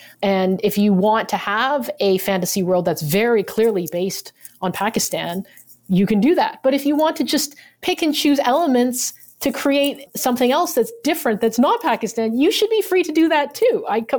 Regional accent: United States; The only reason for that is obviously because I'm Chinese American, right?

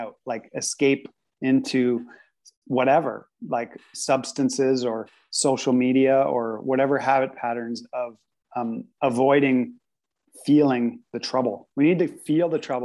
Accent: Canada; I've always been growing up in Canada and lived in Canada

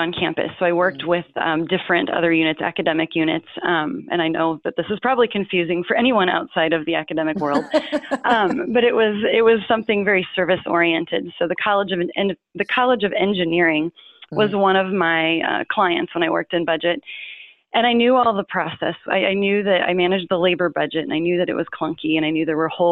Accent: Northern Indiana, United States; I grew up in Northern Indiana.

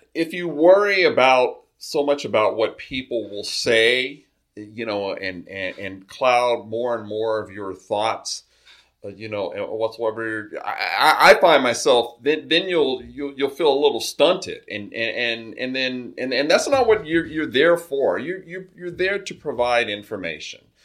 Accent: Carson, California, United States; I'm a South Bay resident, uh, grew up in Carson.

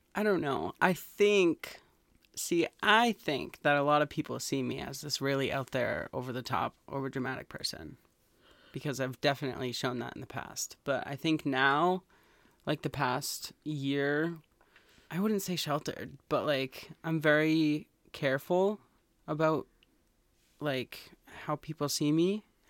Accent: Massachusetts, United States; We're from Massachusetts.

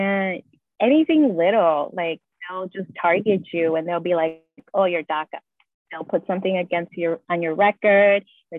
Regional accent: Chicago, Illinois, United States; And then you put, okay, I'm from Chicago, Illinois, and then it like narrows down even more.

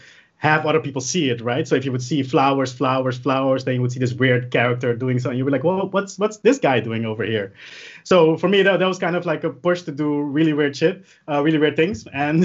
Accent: Curaçao; now in Netherlands; It was because I moved from Curaçao to the Netherlands and my parents and my whole family still lived over there.

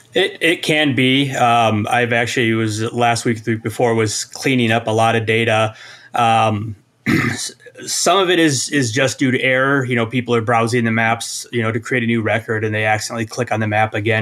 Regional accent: Iowa, United States; I come from Iowa

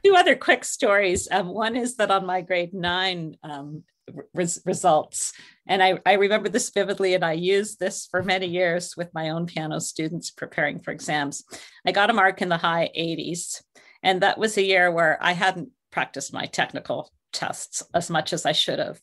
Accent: St. Catharines, Ontario, Canada; I was born in Saint Catharines, Ontario, which is actually, uh, not far from Niagara Falls, very close to the, uh, Buffalo Border Crossing. So in my childhood, made a lot of trips across the river

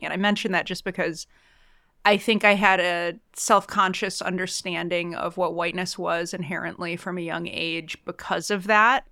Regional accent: suburbs of Chicago, Illinois, United States; I'm also from the Midwest. I grew up in the suburbs of Chicago

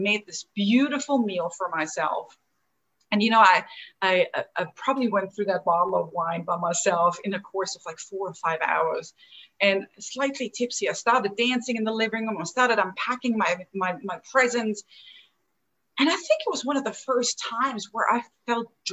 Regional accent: Austria; moved away as an adult; also born or lived in Chicago, United States; now in Atlanta, United States; Where I'm from is from the little country, Austria, in the heart of Europe

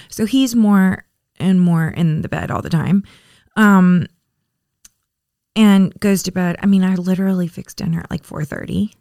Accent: Florida, United States; also born or lived in Richmond; I'm from Florida

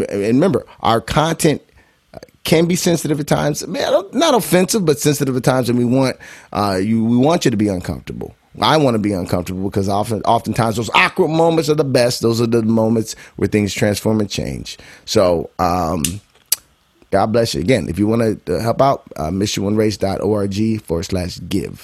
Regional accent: Bolingbrook, Illinois, United States; moved away as an adult; also born or lived in Chicago, Illinois / Akron, Ohio; I was born and raised in Chicago, southwest suburbs, born on the west side. So shout out to Bolingbrook, the Brook. Spend my formidable years there

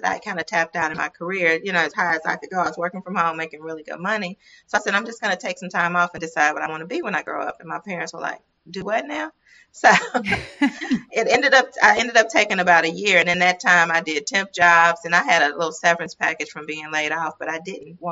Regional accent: Mississippi, United States; accent: Mississippi; also born or lived in Los Angeles, United States; the Mississippi accent

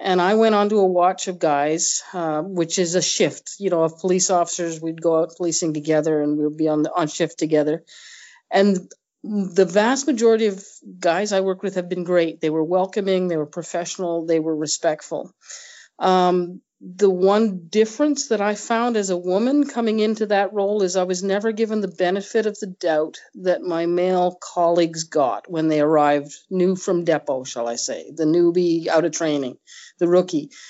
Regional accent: Nova Scotia, Canada; moved away as an adult; now in Manitoba, Canada; I grew up in Nova Scotia

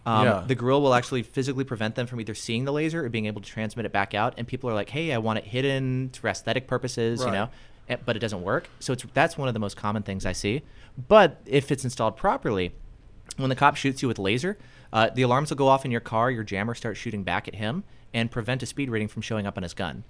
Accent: Seattle, Washington, United States

